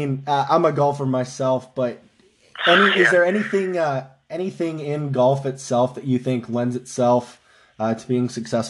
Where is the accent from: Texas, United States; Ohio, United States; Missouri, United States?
Ohio, United States; I know we're from Ohio